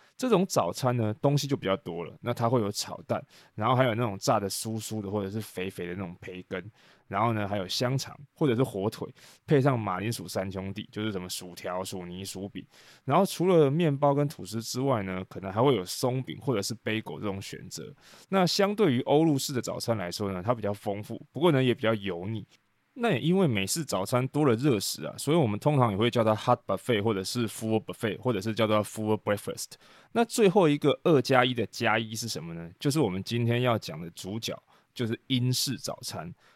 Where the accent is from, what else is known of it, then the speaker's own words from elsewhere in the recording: Taiwan; 我们台湾人在说的热狗